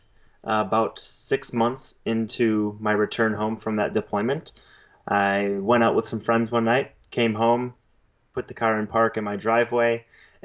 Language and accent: English; Central Wisconsin, United States; Central Wisconsin. So that is where I grew up, spent the first 20 years of my life.